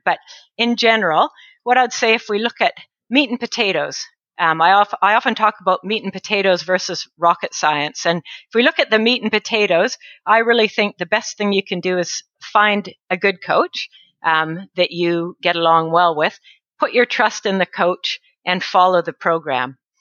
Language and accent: English; northern British Columbia, Canada; moved away as an adult; now in New Zealand; I'm Canadian. I grew up in northern BC, British Columbia, in Canada